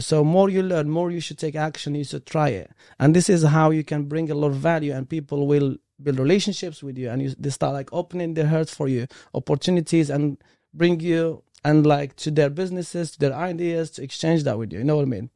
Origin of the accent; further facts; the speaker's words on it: Morocco; English is a second language; moved away as an adult; now in United Kingdom; I came from, like, different country, from Morocco, and English is my third language